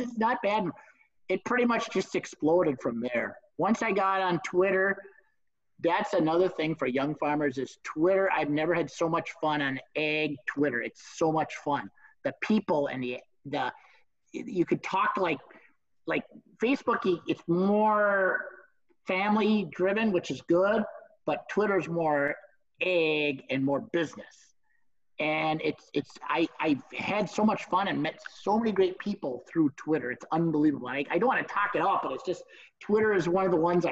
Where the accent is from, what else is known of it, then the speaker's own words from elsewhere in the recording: Minnesota, United States; I'm from Minnesota